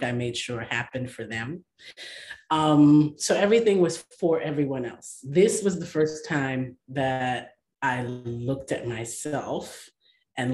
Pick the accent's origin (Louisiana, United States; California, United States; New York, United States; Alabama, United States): New York, United States; New York City; I am from Brooklyn, New York